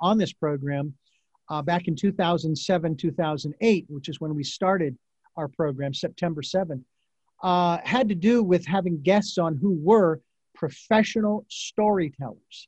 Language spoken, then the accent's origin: English; Phoenix, Arizona, United States; I was born and raised in Phoenix, Arizona